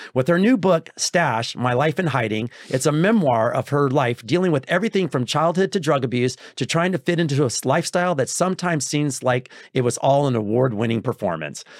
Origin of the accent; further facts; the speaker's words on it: Texas, United States; I'm from Texas